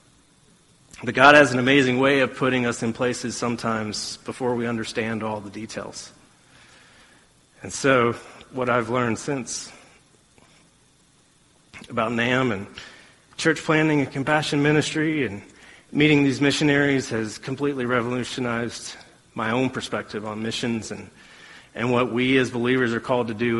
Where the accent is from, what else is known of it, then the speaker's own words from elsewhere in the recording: Alabama, United States; growing up in Alabama